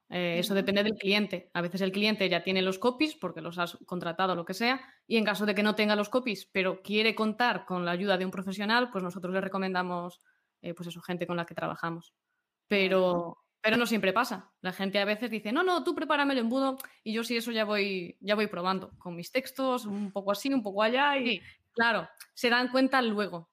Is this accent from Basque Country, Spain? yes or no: no; Galicia, Spain; yo como buena gallega